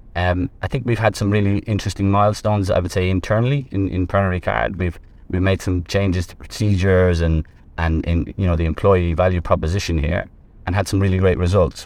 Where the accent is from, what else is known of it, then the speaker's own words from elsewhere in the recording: Ireland; moved away as an adult; also born or lived in Middle East; now in Vietnam; I'm actually, I'm from Ireland.